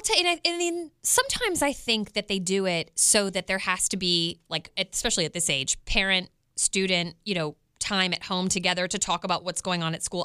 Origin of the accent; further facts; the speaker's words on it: Westminster, Maryland, United States; now in Kansas City, United States; I grew up in Westminster, Maryland